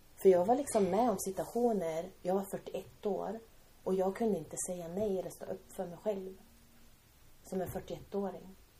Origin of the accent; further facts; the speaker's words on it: Timrå, Västernorrland County, Sweden; vi växte upp i Timrå.